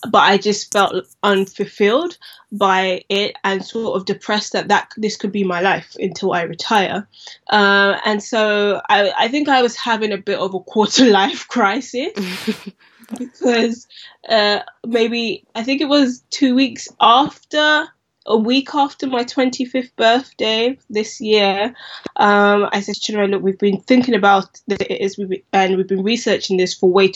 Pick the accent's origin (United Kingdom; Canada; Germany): United Kingdom; London; growing up in Southeast London, we used to always go to Lewisham High Street to get our Afro hair products